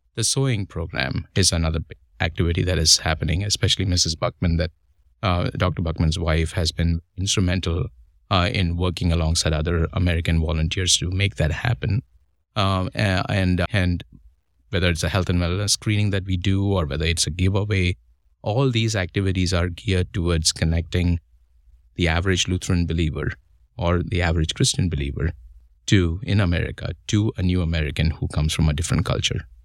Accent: Mumbai, Maharashtra, India; moved away as an adult; now in United States; I come from India

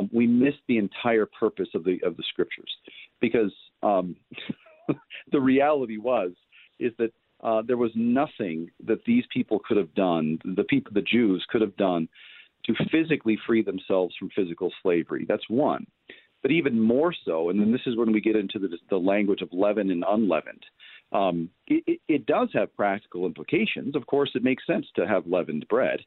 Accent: United States; we as American Christians

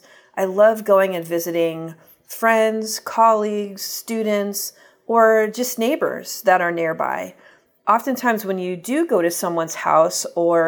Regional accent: United States; moved away as an adult; now in Uganda; as an American

